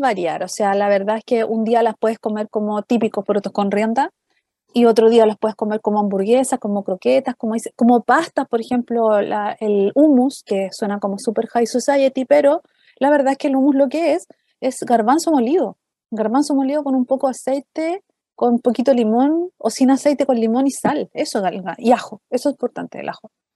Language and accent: Spanish; Chile; nosotros como chilenos